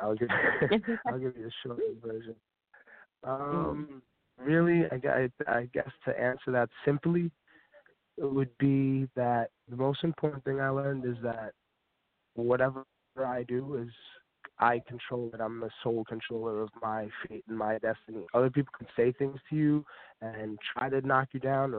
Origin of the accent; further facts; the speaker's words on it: New York City, New York, United States; I'm from Staten Island as well.